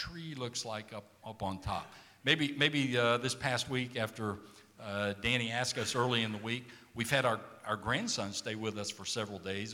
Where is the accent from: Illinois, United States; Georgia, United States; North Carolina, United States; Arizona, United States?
Georgia, United States; South; now in San Antonio, United States; I grew up in South Georgia